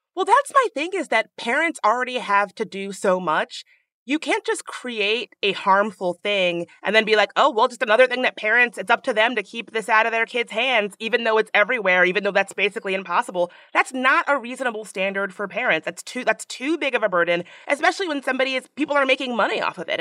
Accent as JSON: {"language": "English", "town": "Washington", "region": "District of Columbia", "country": "United States", "tie": "born or raised there", "said": "D C, hey, hey, my hometown"}